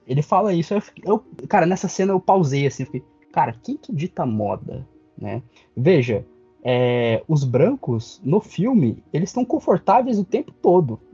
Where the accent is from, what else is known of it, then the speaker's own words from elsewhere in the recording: Curitiba, Paraná, Brazil; also born or lived in Pernambuco; eu cresci em Curitiba, né? Tipo, eu nasci em Pernambuco, mas desde os meus seis anos de idade que eu moro em Curitiba